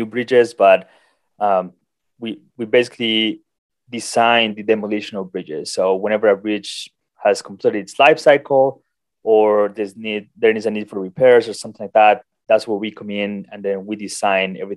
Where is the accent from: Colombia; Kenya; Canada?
Colombia; moved away as an adult; also born or lived in South Dakota, United States; now in United States; I'm originally from Colombia.